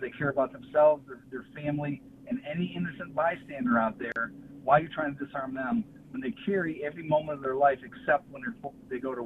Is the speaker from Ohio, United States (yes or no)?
yes; Cincinnati, Ohio, United States; I'm from Cincinnati, Ohio.